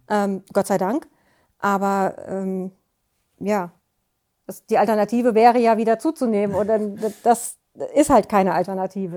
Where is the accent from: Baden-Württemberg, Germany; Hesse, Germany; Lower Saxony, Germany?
Hesse, Germany; Offenbach am Main; Ich komme aus Offenbach.